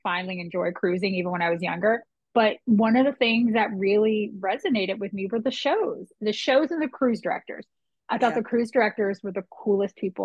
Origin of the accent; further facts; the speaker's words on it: Potomac, Maryland, United States; I grew up in Potomac